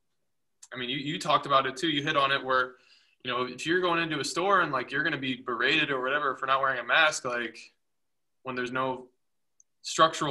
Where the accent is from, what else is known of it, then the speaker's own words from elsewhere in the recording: United States; where we live as an American